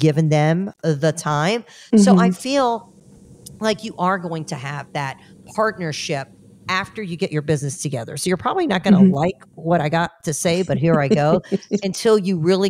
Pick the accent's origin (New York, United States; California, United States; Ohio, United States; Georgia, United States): Georgia, United States; I'm a hillbilly redneck from Georgia because I was born and raised